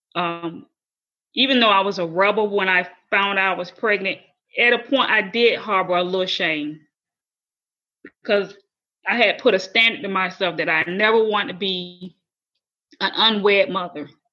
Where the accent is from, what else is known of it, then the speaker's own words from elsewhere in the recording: Florida, United States; moved away as an adult; my hometown in Florida